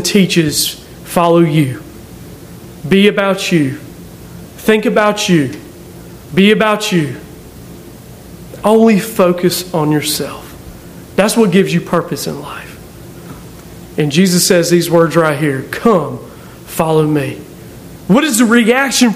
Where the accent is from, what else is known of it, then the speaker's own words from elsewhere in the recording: Aberdeen, North Carolina, United States; I'm just someone from Aberdeen, North Carolina.